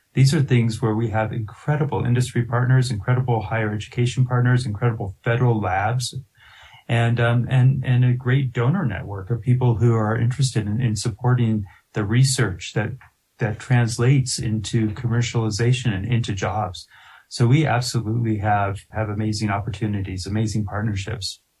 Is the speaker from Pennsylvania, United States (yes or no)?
no; Littleton, Colorado, United States; I'm a I'm a lifelong Coloradan. I was born and raised here. I'm from Littleton.